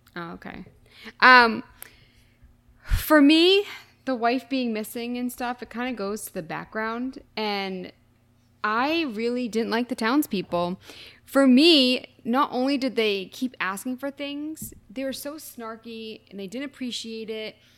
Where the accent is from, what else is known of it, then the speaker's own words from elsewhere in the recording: near Boston, Massachusetts, United States; I'm not from Boston, but I'm from near Boston